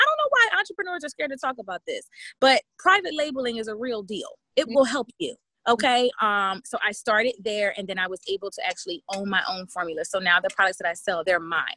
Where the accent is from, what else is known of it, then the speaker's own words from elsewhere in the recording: Camden, New Jersey, United States; moved away as an adult; I'm from Camden, New Jersey. Um, relocated once I graduated from high school